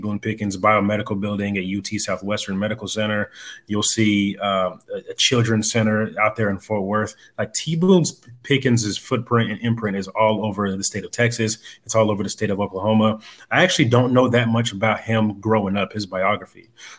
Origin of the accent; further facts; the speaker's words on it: DR Congo; moved away; I was born in Zaire, which is now the Democratic Republic of Congo.